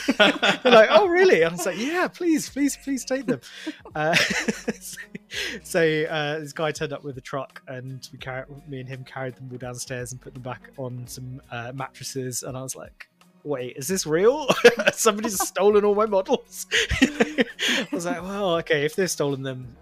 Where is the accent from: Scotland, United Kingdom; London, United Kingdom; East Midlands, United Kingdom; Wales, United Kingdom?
London, United Kingdom; I'm from London as well